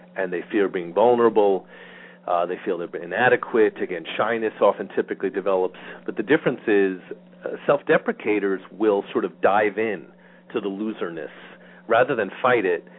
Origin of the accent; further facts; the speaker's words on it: New York, United States; I grew up in New York